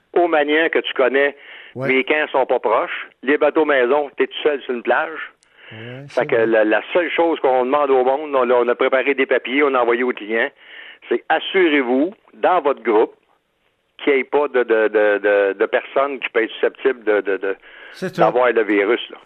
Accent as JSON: {"language": "French", "town": "Shawinigan", "region": "Quebec", "country": "Canada", "said": "je viens de Shawinigan-Sud"}